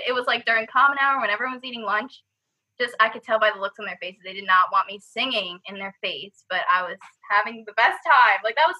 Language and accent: English; Islip, New York, United States; I'm a rising junior from Islip, New York